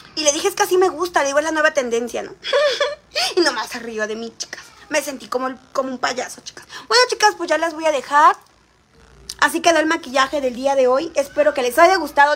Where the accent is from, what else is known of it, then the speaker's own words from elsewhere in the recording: Xalapa, Veracruz, Mexico; Soy de la ciudad de Jalapa